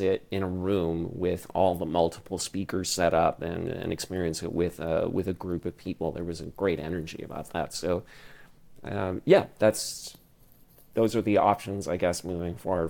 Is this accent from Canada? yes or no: yes; Ottawa, Ontario, Canada; also born or lived in Toronto; when I was growing up in Ottawa